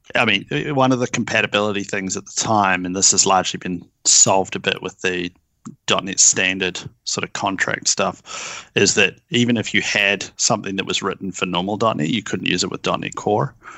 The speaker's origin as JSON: {"language": "English", "country": "New Zealand", "moved": "as an adult", "lives_now": "Seattle, United States", "said": "I'm from New Zealand, although I hail now from Seattle"}